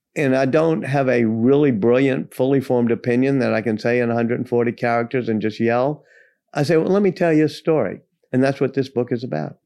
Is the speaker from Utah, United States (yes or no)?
no; Louisiana, United States; I grew up in Louisiana